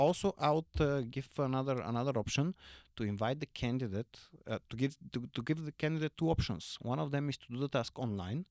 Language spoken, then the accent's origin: English; Samokov, Sofia Province, Bulgaria; my family, they're still running a restaurant in my hometown of, uh, Samokow